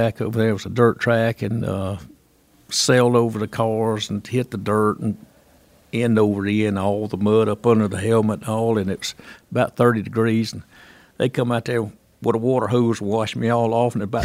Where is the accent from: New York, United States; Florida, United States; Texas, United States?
Florida, United States; North; I was from North Florida.